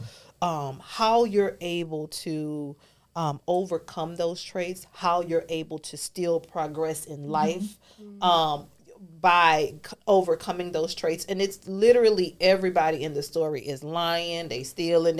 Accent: New Orleans, Louisiana, United States; moved away; I'm originally from New Orleans

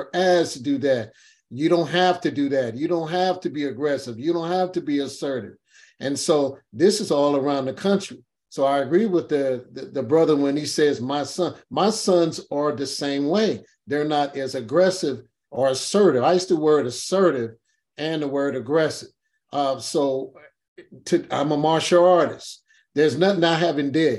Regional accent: Los Angeles, California, United States; I'm from Watts.

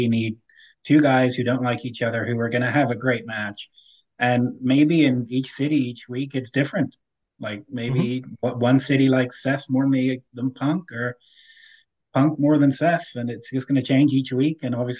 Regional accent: United Kingdom; moved away as an adult; now in Canada; I have a message for all my people back in the UK. I am very aware that my accent has changed. you don't need to text me and tell me. I hate it just as much as you. I've been surrounded by Mother Canuckers for nearly 2 years now.

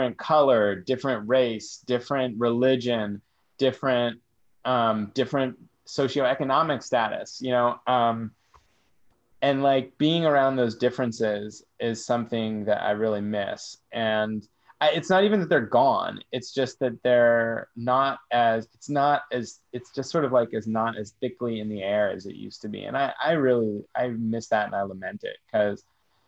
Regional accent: San Francisco, California, United States; I grew up in Haight-Ashbury

